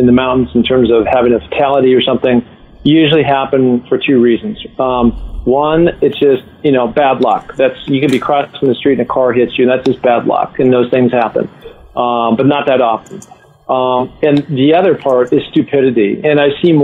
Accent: Seattle, Washington, United States; as a young kid growing up in Seattle on View Ridge Playfield

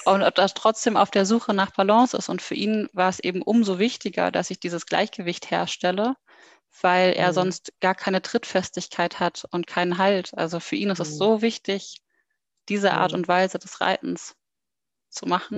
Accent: Berlin, Germany; ich komme aus Berlin und bin jetzt 28 Jahre alt

